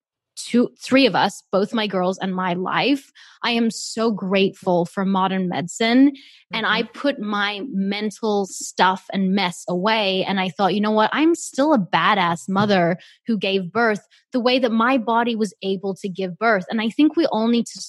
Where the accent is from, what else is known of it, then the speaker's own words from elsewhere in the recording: Australia; moved away as an adult; also born or lived in South Africa; now in Los Angeles, United States; I moved from South Africa to Australia